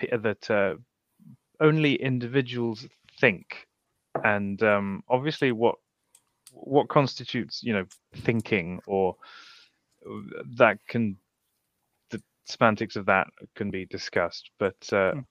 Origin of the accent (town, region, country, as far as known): United Kingdom